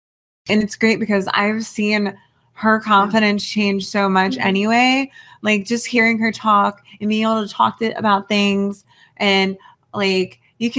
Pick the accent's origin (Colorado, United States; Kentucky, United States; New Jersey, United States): New Jersey, United States; I'm from South Jersey. Like, it's very, like, redneck, southern type thing.